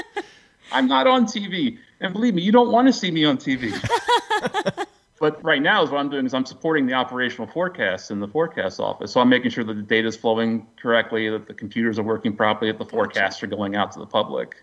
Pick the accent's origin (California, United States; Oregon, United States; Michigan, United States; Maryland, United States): Maryland, United States; Baltimore; moved away as an adult; also born or lived in Silver Spring, Maryland / Miami, Florida / Tallahassee, Florida; now in East Tennessee, United States; I grew up in the uh, Baltimore Annapolis area.